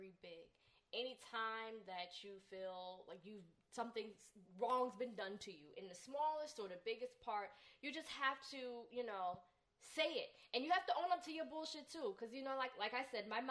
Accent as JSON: {"language": "English", "town": "Newark", "region": "New Jersey", "country": "United States", "said": "I'm from Newark."}